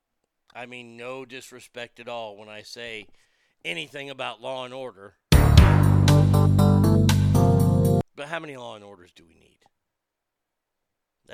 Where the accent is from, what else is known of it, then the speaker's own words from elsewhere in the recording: Texas, United States; I grew up in Texas